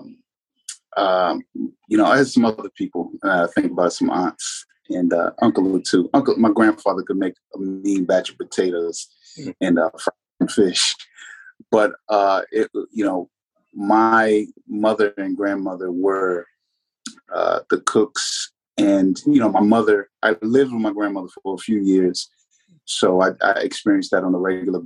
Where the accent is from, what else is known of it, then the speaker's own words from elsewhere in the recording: Alexandria, Virginia, United States; also born or lived in San Diego, California; we landed in Alexandria, Virginia, essentially. That's where I'm from. A couple stops along the way, but Alexandria, Virginia is my hometown.